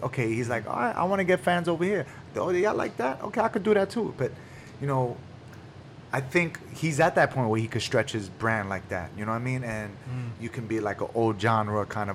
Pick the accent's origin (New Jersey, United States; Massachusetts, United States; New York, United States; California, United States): New York, United States; New York City; we grew up in East New York